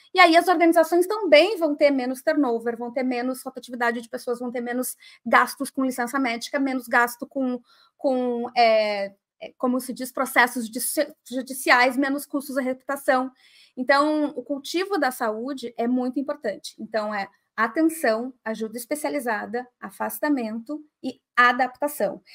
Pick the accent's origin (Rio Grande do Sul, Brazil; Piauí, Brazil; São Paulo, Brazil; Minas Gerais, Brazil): Rio Grande do Sul, Brazil; Porto Alegre; de Porto Alegre, que é a minha cidade natal